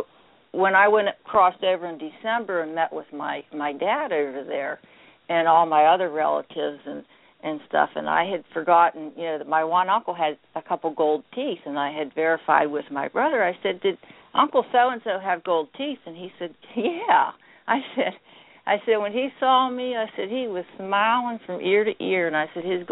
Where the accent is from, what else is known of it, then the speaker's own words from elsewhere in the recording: a small town outside of Bedford, Bedford County, Pennsylvania, United States; accent: Pittsburghese and hick; also born or lived in Pittsburgh, Pennsylvania; I grew up in a small town outside of Bedford, only a population of about 300 people.